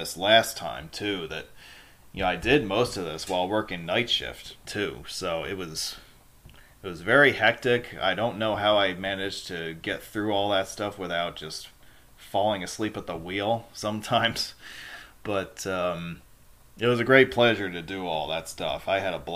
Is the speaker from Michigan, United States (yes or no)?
no; Hudson Valley, New York, United States; moved away; my hometown minor league baseball team, the Hudson Valley Renegades